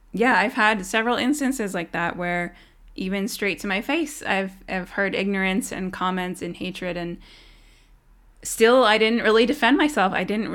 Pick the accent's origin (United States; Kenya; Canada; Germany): Canada; Tyendinaga, Ontario; I'm actually from Tyendinaga. I'm an Indigenous woman. This is where my family's from.